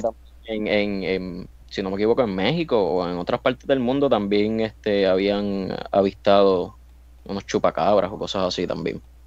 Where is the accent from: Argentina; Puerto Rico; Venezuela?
Puerto Rico; soy boricua